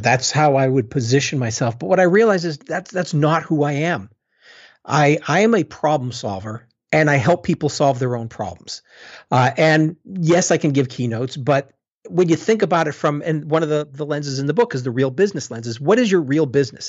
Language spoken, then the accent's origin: English; Boston, Massachusetts, United States; moved away; also born or lived in London; I'm from Boston originally